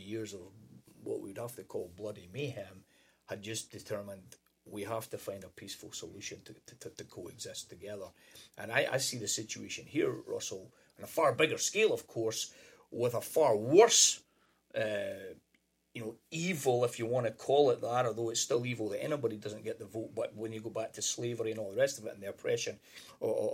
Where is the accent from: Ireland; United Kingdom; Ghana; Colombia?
United Kingdom; Scotland; moved away as an adult; now in United States; growing up in Scotland